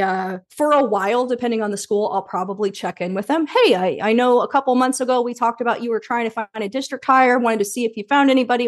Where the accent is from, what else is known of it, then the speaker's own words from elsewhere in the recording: Indianapolis, Indiana, United States; moved away as an adult; also born or lived in Carmel, Indiana / Bloomington, Indiana / Chicago, Illinois; I was born in Indianapolis and we lived there until I was about eleven, then we moved to Carmel, which is a suburb about thirty minutes north.